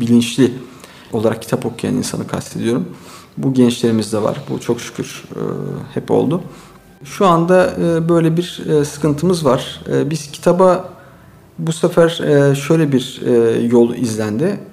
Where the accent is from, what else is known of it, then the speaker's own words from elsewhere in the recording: Istanbul, Turkey; also born or lived in Çanakkale; 1974 İstanbul doğumluyum. Ee, ilk orta e, lise eğitimimi İstanbul Yeşilköy'de e, tamamladım.